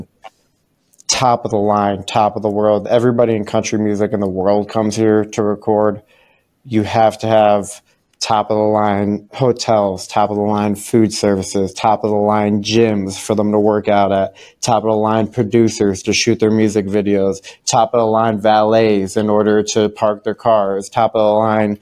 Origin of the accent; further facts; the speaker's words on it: Cleveland, Ohio, United States; also born or lived in Davenport, Iowa; now in Nashville, United States; I actually grew up in Cleveland, Ohio